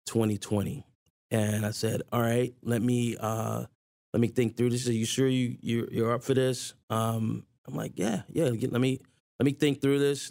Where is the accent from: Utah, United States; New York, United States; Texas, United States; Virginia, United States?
Virginia, United States; Newport News; I grew up in Newport News, Virginia